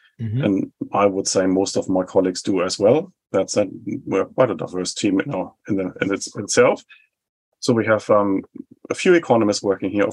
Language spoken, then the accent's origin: English; Germany; now in New Zealand; I was born in 75 in West Germany, and that was a time, of course, when my home country was divided